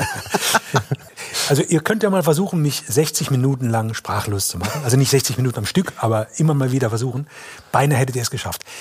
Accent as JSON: {"language": "German", "area": "Electoral Palatinate", "region": "Kurpfalz", "country": "Germany", "tie": "born or raised there", "lives_now": "Palatinate, Germany", "said": "ich bin geborener Kurpfälzer, wohnhafter Pfälzer."}